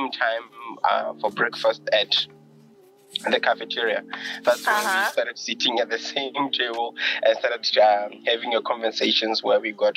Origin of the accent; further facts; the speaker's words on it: Francistown, North-East District, Botswana; also born or lived in Ramokwabana; I was born here in Bots, in Francistown actually